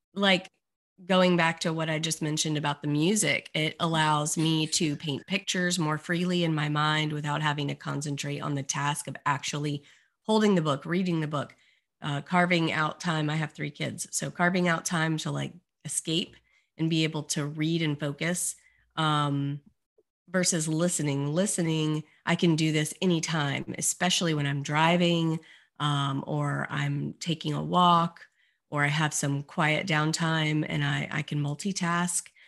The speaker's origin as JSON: {"language": "English", "town": "Beaufort", "region": "South Carolina", "country": "United States", "tie": "born or raised there", "also_born_or_lived": "Orlando, Florida", "moved": "as an adult", "said": "the local high school in Beaufort, South Carolina, which is my hometown"}